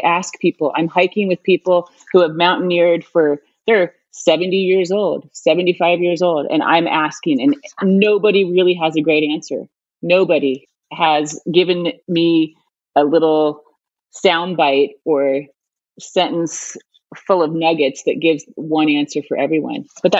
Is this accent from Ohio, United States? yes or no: yes; Ohio, United States; And I find I was from Ohio. This is not a sport we have there.